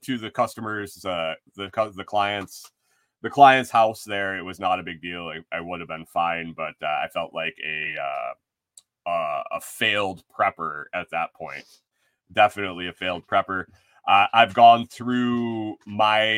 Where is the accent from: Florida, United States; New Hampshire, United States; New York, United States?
New York, United States; Western; moved away; Growing up in Western New York, around all the wineries in the Finger Lakes region